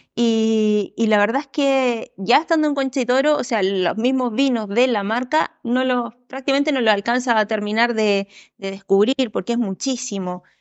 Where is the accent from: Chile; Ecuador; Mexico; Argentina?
Chile; also born or lived in Uruguay